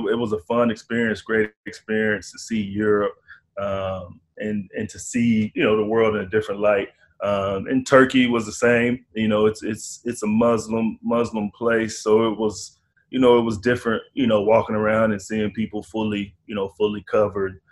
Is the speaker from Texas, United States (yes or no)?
yes; Irving, Texas, United States; also born or lived in Dallas, Texas; Childhood, was in Dallas area, went to school in Irving. My mom was, it was me and my mom in Irving, and my dad, was in Dallas area. So, you know, stayed in Irving, went to Irving High School